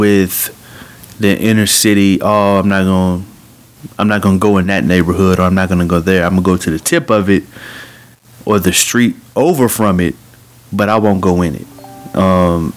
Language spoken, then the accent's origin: English; Bartlesville, Oklahoma, United States; moved away as an adult; now in Golden, Missouri, United States; I'm from Bartlesville, Oklahoma